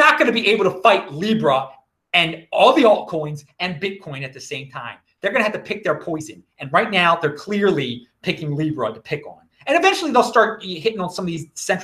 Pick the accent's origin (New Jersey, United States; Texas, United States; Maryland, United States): Maryland, United States; Baltimore County; when a white person says they're born and raised in Baltimore, Maryland – of a certain age, they mean they were raised in the county, and that's me